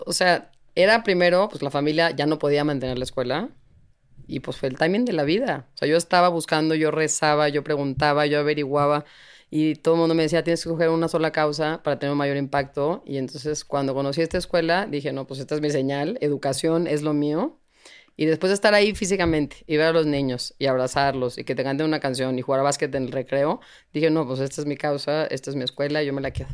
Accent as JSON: {"language": "Spanish", "country": "Mexico", "said": "somos increíbles los mexicanos"}